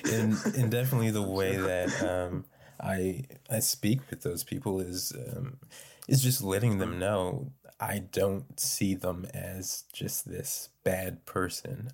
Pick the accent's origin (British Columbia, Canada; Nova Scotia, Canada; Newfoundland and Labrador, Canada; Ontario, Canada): Nova Scotia, Canada; North Preston; I'm from North Preston